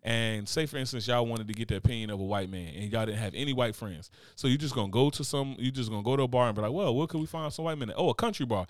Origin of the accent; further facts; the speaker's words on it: Newark, New Jersey, United States; I grew up in Newark, New Jersey.